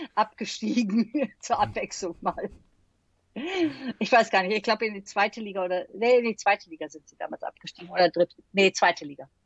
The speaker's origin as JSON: {"language": "German", "town": "Düsseldorf", "region": "North Rhine-Westphalia", "country": "Germany", "said": "ich bin Düsseldorferin"}